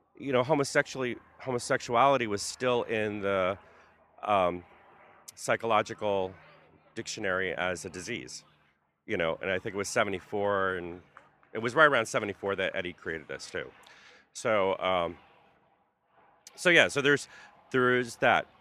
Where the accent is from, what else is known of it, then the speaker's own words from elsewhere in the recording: Carteret, New Jersey, United States; moved away as an adult; also born or lived in North Brunswick, New Jersey / San Francisco; now in New York, United States; Carteret, New Jersey is where I started and ended in, uh, North Brunswick, New Jersey